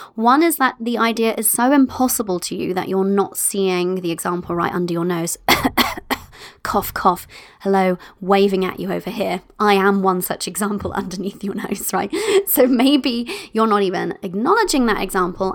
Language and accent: English; United Kingdom; I'm British in that way